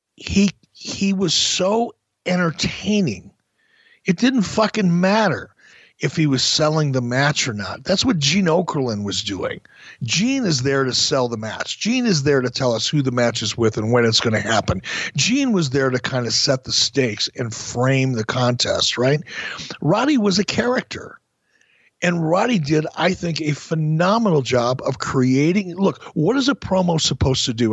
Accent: Minnesota, United States; we're both from Minnesota

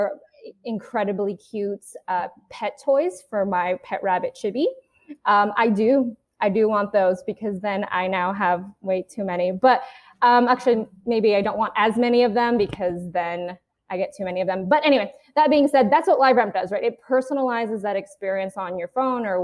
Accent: Philippines; I am Filipina

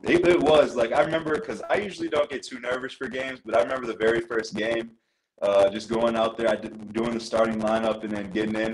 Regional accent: Iowa, United States; moved away as an adult; my hometown or my home state, uh, Northern Iowa

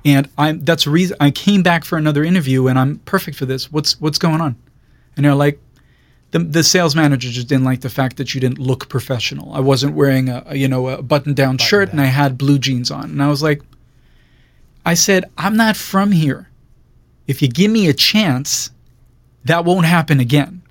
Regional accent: Jerusalem, Jerusalem District, Israel; moved away as an adult; now in Los Angeles, United States; born and raised in Israel, um, Jerusalem

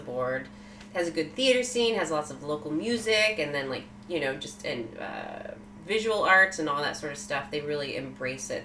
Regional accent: Sacramento, California, United States; I was born in Sacramento, California.

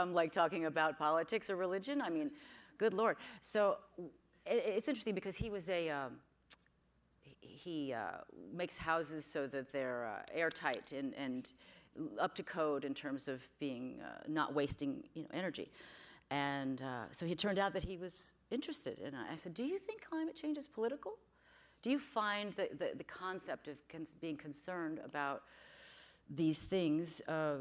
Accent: New York, United States; moved away as an adult; also born or lived in Georgia; now in California, United States; I'm from New York, so I'm an East Coaster by nature

